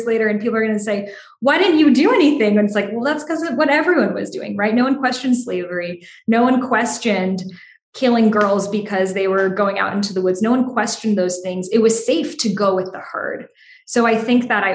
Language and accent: English; Boston, Massachusetts, United States; I grew up in Boston, there's such immense history there